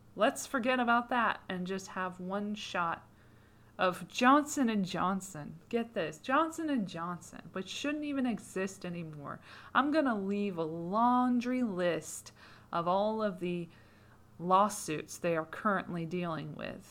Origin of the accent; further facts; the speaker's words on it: United Kingdom; As a Brit